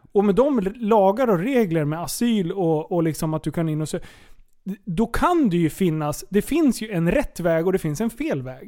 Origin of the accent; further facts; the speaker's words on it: Sweden; jag är född svensk